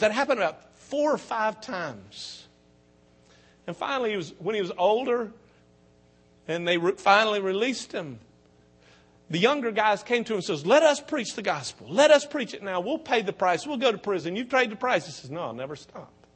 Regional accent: Okeechobee, Florida, United States; accent: country; we're from Okeechobee

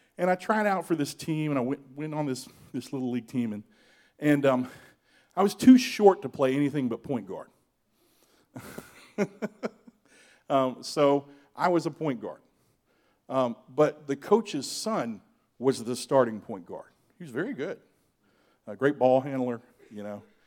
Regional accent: Georgia, United States; I grew up in Georgia.

